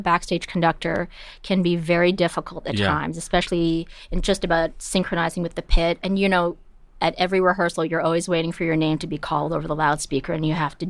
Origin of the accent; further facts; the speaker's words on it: Toronto, Ontario, Canada; also born or lived in Winnipeg; And I grew up in Canada. {S2} Whereabouts? {S3} I was born in Winnipeg